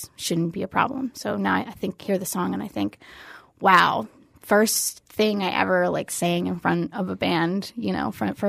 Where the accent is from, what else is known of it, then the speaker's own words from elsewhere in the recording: Fort Lauderdale, Florida, United States; I grew up in Fort Lauderdale.